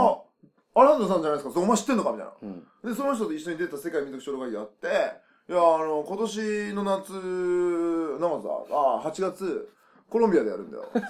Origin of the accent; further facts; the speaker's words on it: Nagasaki, Japan; 僕は長崎生まれ